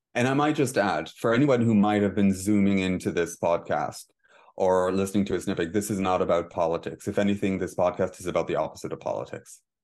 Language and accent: English; Israel; moved away as an adult; now in Dublin, Ireland; I spent the first twenty-six years of my life in Israel. I moved to, I officially moved to Dublin in two thousand and six.